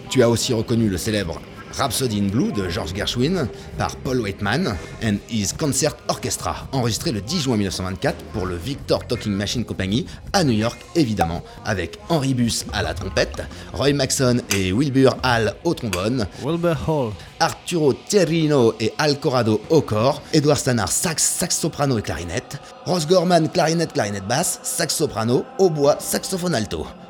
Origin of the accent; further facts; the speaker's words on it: France; je suis français